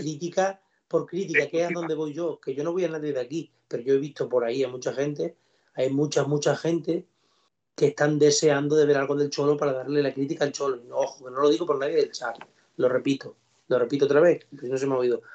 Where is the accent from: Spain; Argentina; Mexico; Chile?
Spain; Don Benito, Extremadura; donde vivo yo de mi pueblo, eh, aquí en el campo del Don Benito